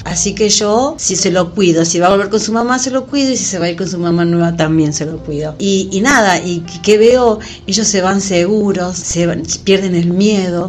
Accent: Villa Carlos Paz, Córdoba, Argentina; yo como soy de Carlos Paz

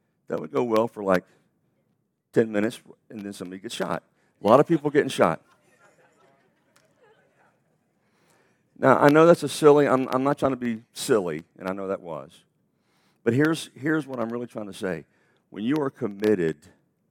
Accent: United States; we're American

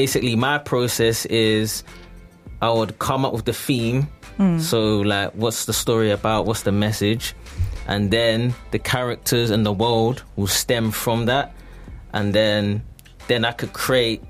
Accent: Orpington, London, United Kingdom; I'm from Orpington, Southeast London, like in the London borough, Bromley.

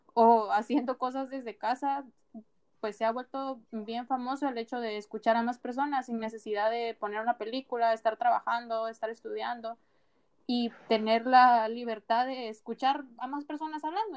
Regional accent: Guatemala; now in Spain; yo soy de Guatemala, mi país es bien pequeño

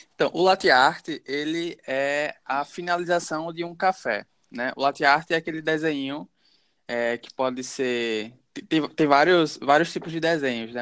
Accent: Maceió, Alagoas, Brazil; also born or lived in Caruaru, Pernambuco; Nasci em Caruaru, Pernambuco, mas cresci em Maceió, então sou maceoense de coração

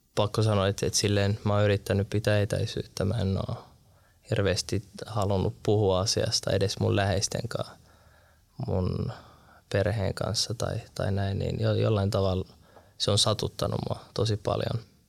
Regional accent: Turku, Southwest Finland, Finland; moved away as an adult; Mä vartuin varissualla Turussa

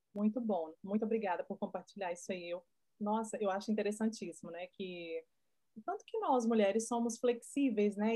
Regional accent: Brazil; moved away as an adult; Que eu sou brasileira, vivi minha vida inteira no Brasil

